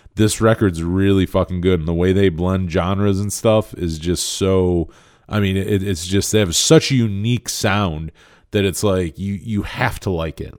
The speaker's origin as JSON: {"language": "English", "region": "Western New York", "country": "United States", "said": "I'm from Western New York"}